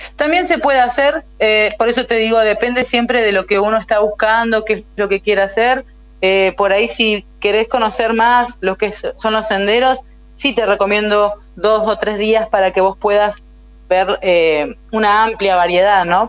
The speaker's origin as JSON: {"language": "Spanish", "town": "El Chaltén", "region": "Santa Cruz", "country": "Argentina", "tie": "born or raised there", "also_born_or_lived": "Río Gallegos, Argentina", "said": "En el año 95, cuando yo tenía 7 años, nos vinimos con mi familia a vivir al Chaltén"}